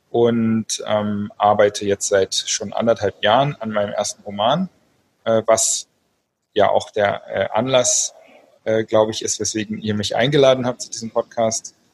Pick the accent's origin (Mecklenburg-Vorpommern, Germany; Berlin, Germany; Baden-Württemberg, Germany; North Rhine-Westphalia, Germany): Berlin, Germany; ich bin Berliner, lebe auch in Berlin meist, die meiste Zeit des Jahres